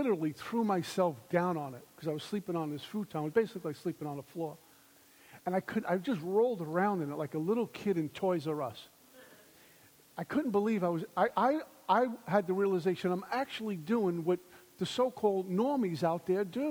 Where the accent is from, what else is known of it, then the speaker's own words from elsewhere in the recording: New York City, New York, United States; also born or lived in Minnesota; I'm from Brooklyn